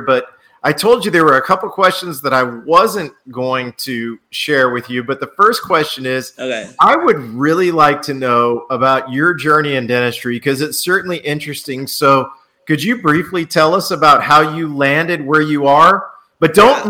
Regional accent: New Orleans, Louisiana, United States; moved away; I'm originally originally from New Orleans.

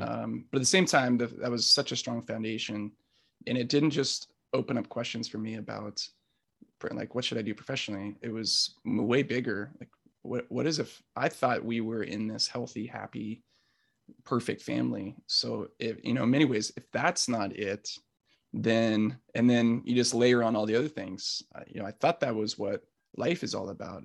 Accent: South Orange County, California, United States; I grew up in South Orange County

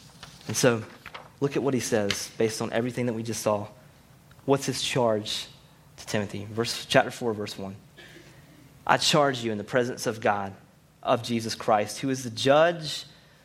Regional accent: Rocky Mount, North Carolina, United States; I'm from Rocky Mount and from the South

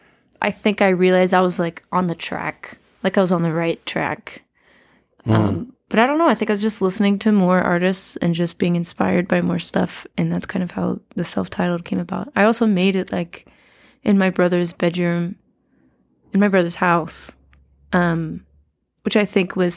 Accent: Atlanta, Georgia, United States; I feel like there's always so much music happening in Atlanta and always has been.

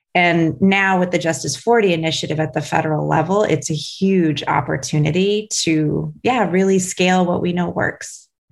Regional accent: Buffalo, New York, United States; Buffalo, New York, which is my hometown

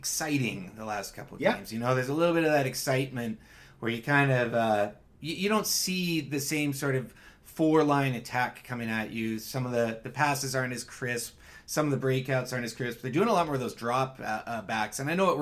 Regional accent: Victoria, British Columbia, Canada; Victoria boy, my hometown

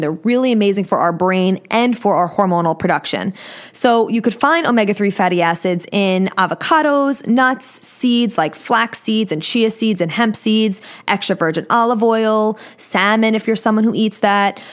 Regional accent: Long Island, New York, United States; accent: New York; But I live in New York on Long Island

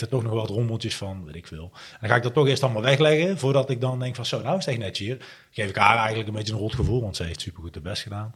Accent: Breda, North Brabant, Netherlands; Ik kom uit Breda

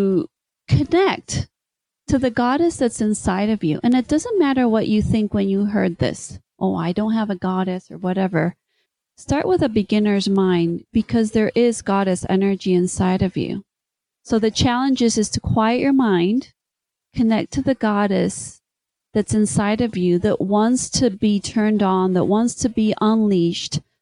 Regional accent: Spain; first language English; I was born in Spain, my mom was American, and so she only spoke English to us until we started to go to school

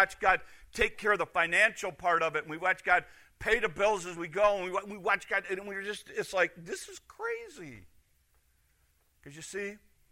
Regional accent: Chicago, Illinois, United States; moved away; I'm from Chicago. I don't do country. I do asphalt and houses close together

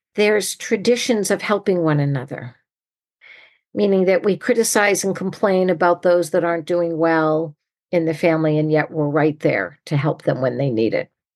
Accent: New England, United States; now in California, United States; I grew up in New England

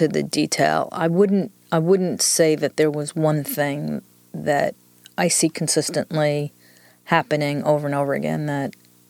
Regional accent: New York, United States; accent: New York; moved away; I'm originally from New York, so the accent is a combination of New York and 25 years in the South.

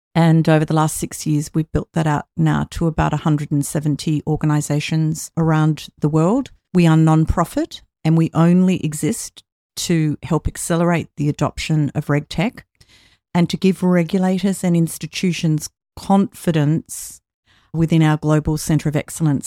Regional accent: Australia; in my home country of Australia

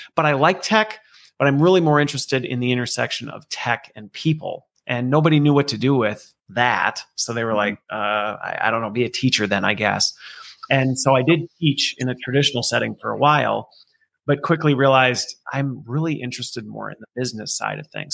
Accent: Minnesota, United States; also born or lived in Loveland, Colorado; Minnesota is actually where I spent most of my youth growing up in a very tiny town in the middle of nowheresville

